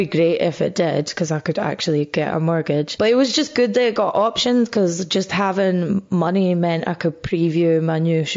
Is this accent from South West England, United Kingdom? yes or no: no; Scotland, United Kingdom; moved away as an adult; also born or lived in Bathgate / Edinburgh; now in England; when you're Scottish and living in England, you'll always be defined as other. Like, I get described as Scottish comedian a lot and I never grew up with a strong sense of Scottishness.